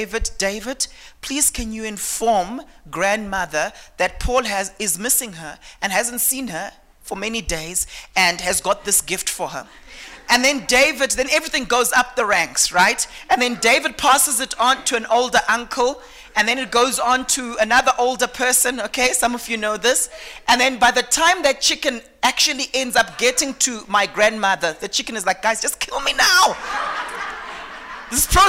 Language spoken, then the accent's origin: English; Eastern Highlands, Manicaland, Zimbabwe; I came from a background. I'm from the Eastern Highlands in Zimbabwe, okay? And the people there are called the Manyika people